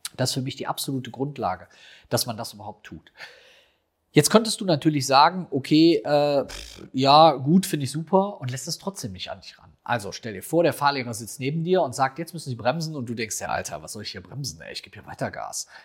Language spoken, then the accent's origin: German; Rhineland, Germany; bei uns im Rheinland